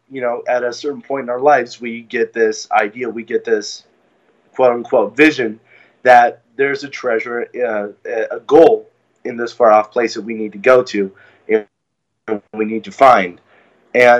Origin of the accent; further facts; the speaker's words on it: California, United States; I grew up in California